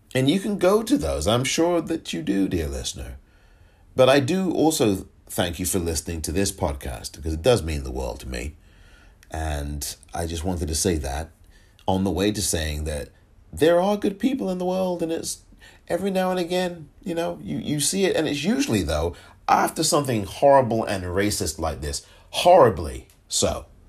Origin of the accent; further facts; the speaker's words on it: England, United Kingdom; moved away; I'm from England, born and raised, grew up there.